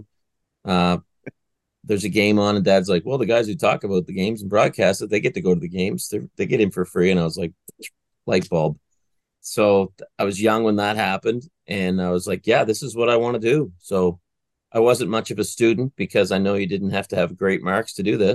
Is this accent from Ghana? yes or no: no; Pictou County, Nova Scotia, Canada; moved away; So when I was a kid, I grew up in Pictou County